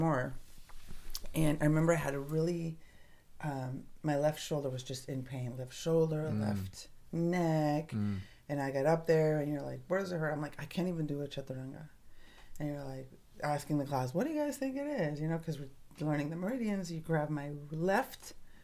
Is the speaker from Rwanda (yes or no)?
no; Tijuana, Baja California, Mexico; I grew up in Tijuana, a street girl